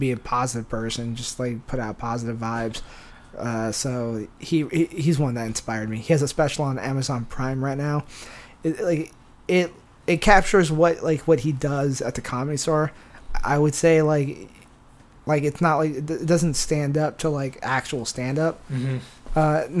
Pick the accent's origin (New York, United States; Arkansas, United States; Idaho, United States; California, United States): California, United States; San Diego; where I'm from, San Diego, got brought up.